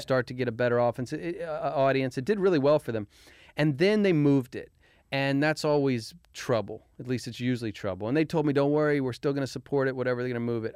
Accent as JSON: {"language": "English", "town": "Arlington", "region": "Virginia", "country": "United States", "tie": "born or raised there", "said": "Arlington, Virginia."}